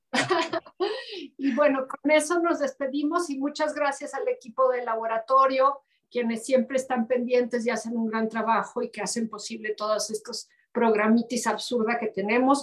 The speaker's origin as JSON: {"language": "Spanish", "region": "Los Altos de Jalisco", "country": "Mexico", "moved": "as an adult", "said": "soy una mexicana eh, distinta de los altos de Jalisco"}